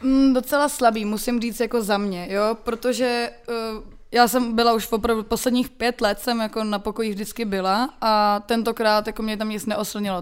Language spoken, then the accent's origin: Czech; Czechia; u nás v Čechách